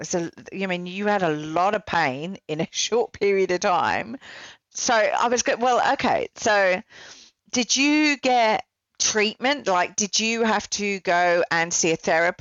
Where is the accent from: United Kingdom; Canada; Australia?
United Kingdom; us cynical Brits